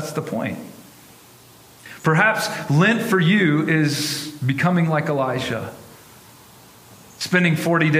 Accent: North Carolina, United States; now in Denver, United States; I grew up in North Carolina

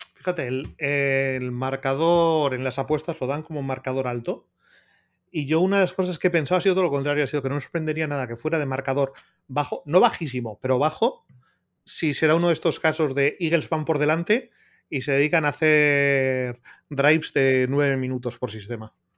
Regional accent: Bilbao, Basque Country, Spain; yo soy de Bilbao

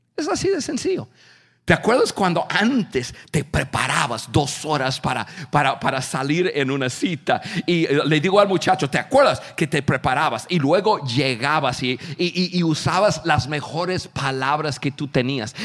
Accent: United States; Spanish is a second language; yo soy un norteamericano

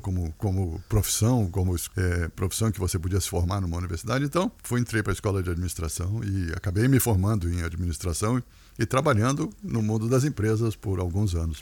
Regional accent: Rio de Janeiro, Brazil; moved away as an adult; also born or lived in São Paulo / Brasília / United States; eu acabei nascendo no Rio de Janeiro e fui criado no Rio de Janeiro

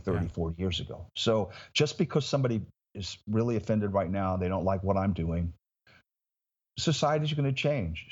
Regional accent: Indiana, United States; moved away as an adult; now in Florida, United States; my hometown in Indiana

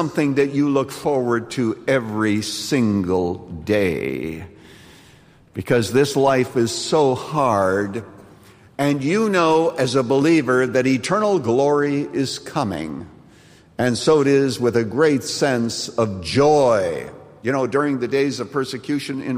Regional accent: Canada; when I was growing up in Canada

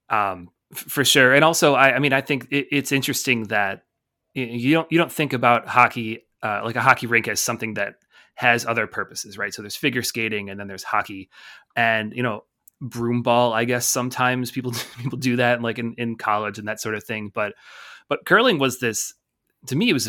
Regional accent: Buffalo, New York, United States; accent: slight hint of Canada; You can probably tell the accent. I kind of have a slight uh, hint of Canada in my accent. I don't have a real Great Lakes honk like most people from Buffalo do.

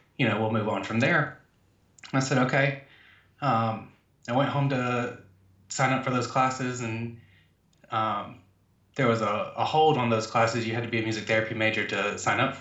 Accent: Georgia, United States; I am from Georgia, born and raised, Southern boy

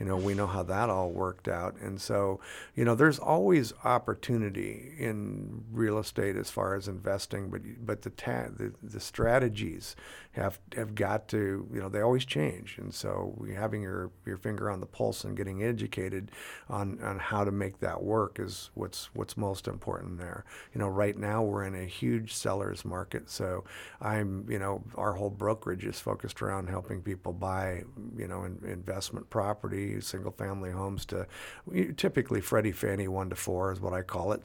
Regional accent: Tri-Cities, Washington, United States; born and raised in the Tri-Cities.

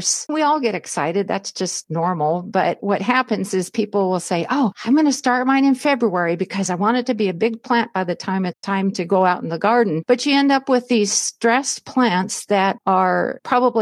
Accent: Southern California, United States; moved away as an adult; now in Spokane, United States; I grew up in Southern California

